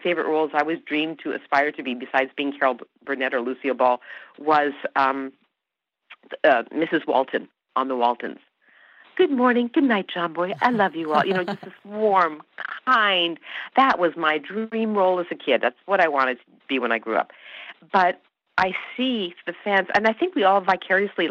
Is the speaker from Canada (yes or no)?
yes; Canada; born or raised there; first language Hungarian